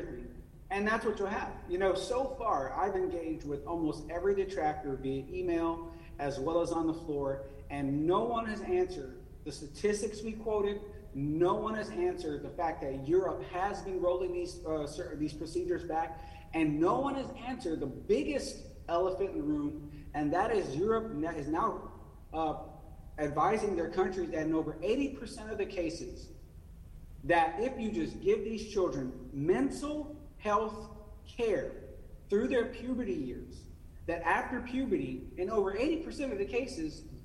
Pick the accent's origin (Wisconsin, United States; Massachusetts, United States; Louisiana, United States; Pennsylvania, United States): Louisiana, United States; Central; now in North Carolina, United States; I come from a family that knows what racism is like growing up in the Deep South in Central Louisiana.